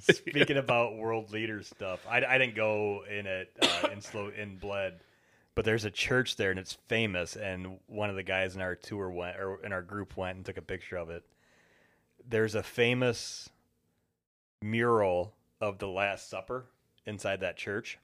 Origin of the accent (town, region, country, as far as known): United States